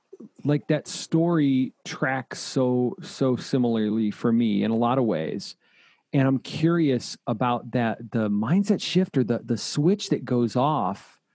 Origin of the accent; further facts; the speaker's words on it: Toledo, Ohio, United States; now in Austin, United States; we're both born and raised in Toledo.